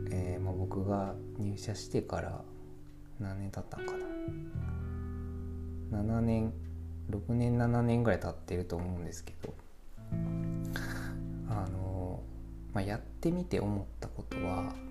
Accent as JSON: {"language": "Japanese", "town": "Kobe", "region": "Hyogo", "country": "Japan", "tie": "born or raised there", "said": "僕も、えー、代表も神戸の出身"}